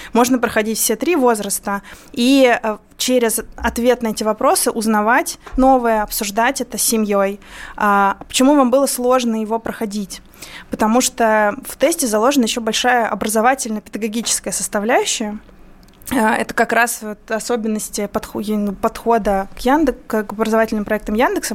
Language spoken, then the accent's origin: Russian; Moldova; first language Russian; moved away; я вот выросла в Молдавии, будучи при этом русскоязычным населением